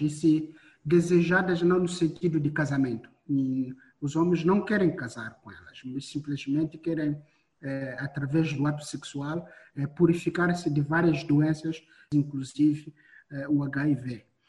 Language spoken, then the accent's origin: Portuguese; Mozambique; Eu nasci, cresci ainda hoje em Moçambique